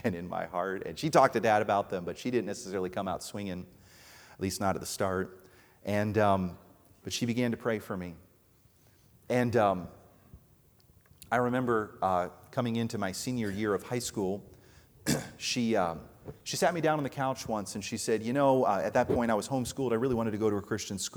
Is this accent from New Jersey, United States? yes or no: yes; New Jersey, United States; I grew up out in New Jersey, which is not known as a place of love